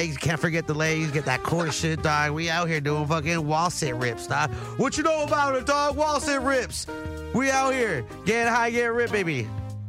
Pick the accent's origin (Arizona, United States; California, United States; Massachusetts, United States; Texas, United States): California, United States; the Valley; I'm from the Valley